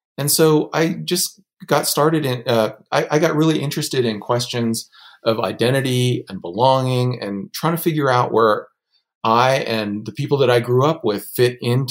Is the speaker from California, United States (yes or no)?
yes; California, United States; I grew up in California in a community that had a number of Asian Americans in it